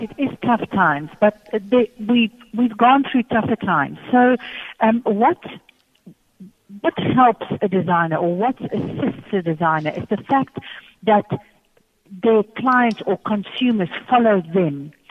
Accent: South Africa

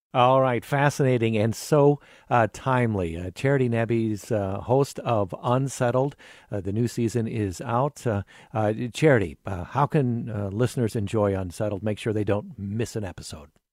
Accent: Cedar Falls, Iowa, United States; growing up in Cedar Falls

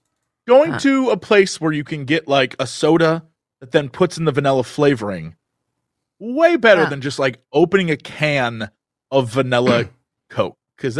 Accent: France; I come from France.

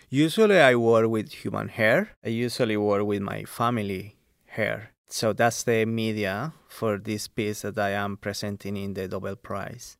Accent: Colombia; now in Central Coast, Australia; I grew up in Colombia, South America

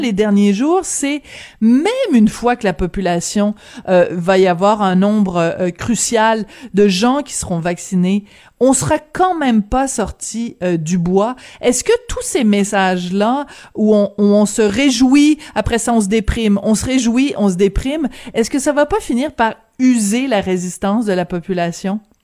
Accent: France; now in Canada; je suis née en France, mais de famille canadienne

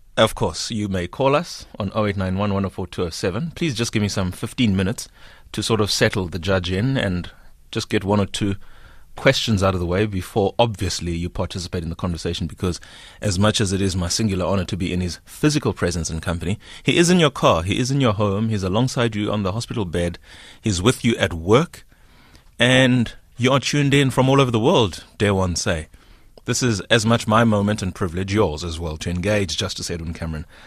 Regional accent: Whittlesea, Eastern Cape, South Africa; I come from Hewu, Whittlesea, which is some 35 k's outside of Queenstown

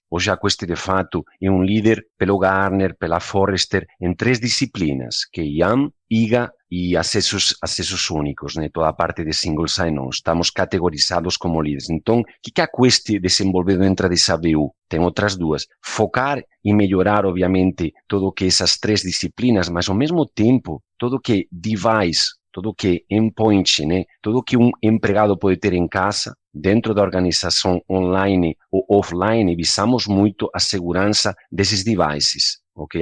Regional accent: Spain; Portuguese is a second language; moved away as an adult; also born or lived in United States; now in Brazil; o sotaque tem um motivo. Sou de origem espanhola. Legal. Eu nasci, me criei, me eduquei lá

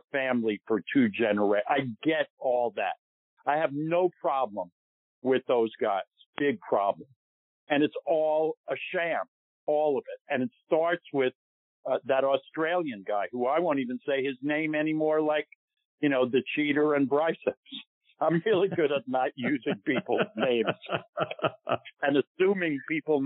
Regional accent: New York, United States; I feel I'm a New Yorker

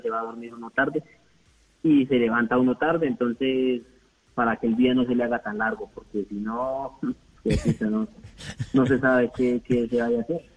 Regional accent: Colombia; todos los colombianos

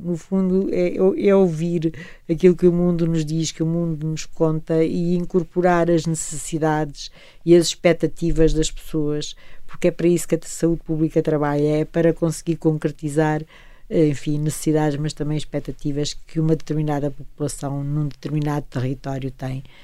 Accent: Portugal; sinto-me orgulhosa como portuguesa

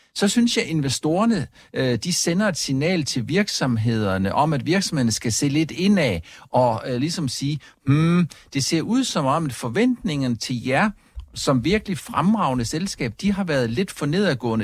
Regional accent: Funen, Southern Denmark, Denmark; Fyn, hvor jeg kommer fra

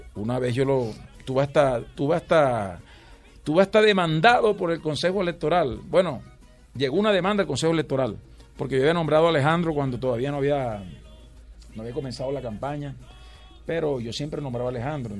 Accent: Valledupar, Cesar, Colombia; Yo nací en Valledupar y figúrate, desde niño, desde que tengo uso de razón, eh, escucho vallenato por todos lados.

